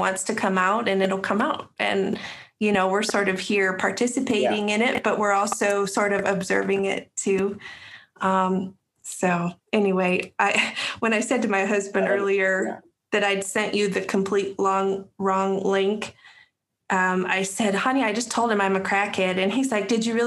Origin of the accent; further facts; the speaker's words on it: Wyoming, United States; now in North Carolina, United States; I'm a transplant to North Carolina. Mm-hmm. I grew up in Wyoming